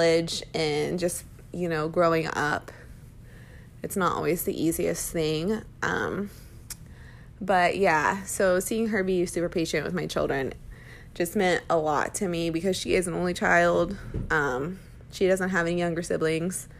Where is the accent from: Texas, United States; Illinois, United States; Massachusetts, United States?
Texas, United States; Round Rock; moved away as an adult; now in Arizona, United States; my hometown is really awesome. I'm from Round Rock, Texas